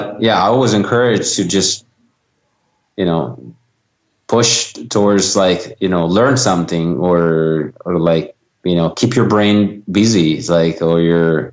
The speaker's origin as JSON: {"language": "English", "country": "Italy", "tie": "born or raised there", "moved": "yes", "said": "born and raised in Italy"}